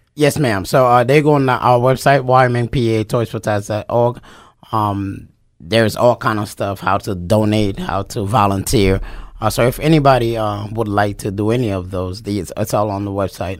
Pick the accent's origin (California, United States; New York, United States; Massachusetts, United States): New York, United States; New York City; moved away as an adult; also born or lived in Japan / North Carolina / South Carolina; now in Wyoming, Pennsylvania, United States; I am from New York City